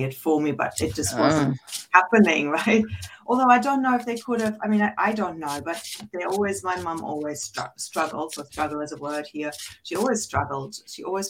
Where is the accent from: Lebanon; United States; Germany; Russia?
Germany; I grew up in Germany with two parents who were children in post-World War II